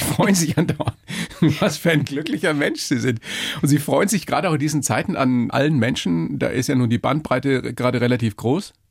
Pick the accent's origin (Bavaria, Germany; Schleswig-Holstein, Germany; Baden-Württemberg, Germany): Bavaria, Germany; hier bei uns in Bayern